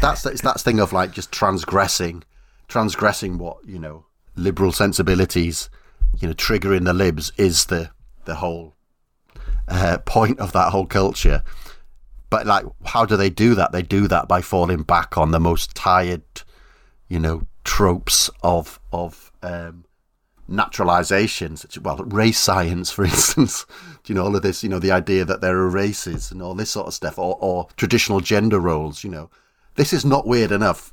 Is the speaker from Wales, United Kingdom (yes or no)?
yes; South Wales, United Kingdom; I come from South Wales